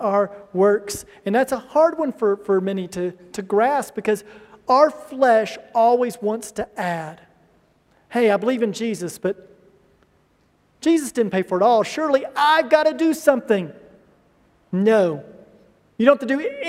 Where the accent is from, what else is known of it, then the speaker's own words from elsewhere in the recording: United States; moved away; I'm from the United States